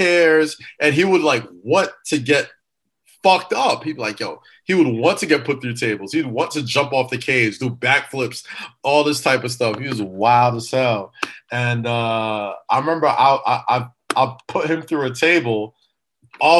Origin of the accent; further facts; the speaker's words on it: New York City, New York, United States; growing up in Staten Island